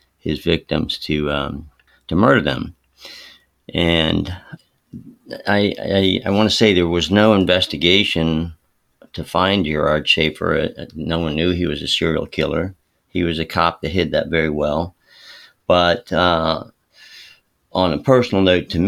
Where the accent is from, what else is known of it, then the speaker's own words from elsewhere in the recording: Palm Beach County, Florida, United States; I grew up in Palm Beach County in Florida